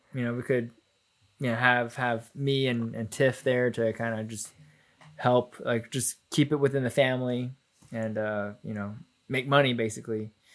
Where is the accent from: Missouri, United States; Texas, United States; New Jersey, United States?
Texas, United States; Plano; also born or lived in Garland, Texas; we moved from Garland to Plano